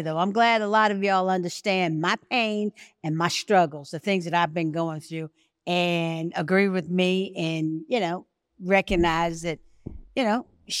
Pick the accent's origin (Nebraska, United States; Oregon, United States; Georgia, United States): Georgia, United States; Atlanta; accent: Atlanta; me? I'm an original. I'm Atlanta. This is my Atlanta accent.